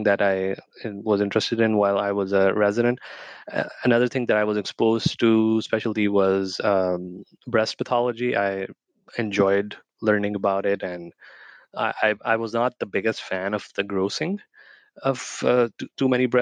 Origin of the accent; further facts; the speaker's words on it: Pakistan; moved away as an adult; also born or lived in West Virginia / Houston; where I grew up in Pakistan.